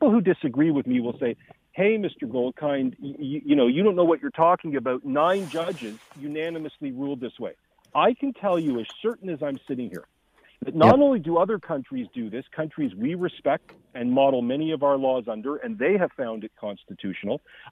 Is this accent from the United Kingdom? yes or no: no; Canada; as a Canadian citizen and political commentator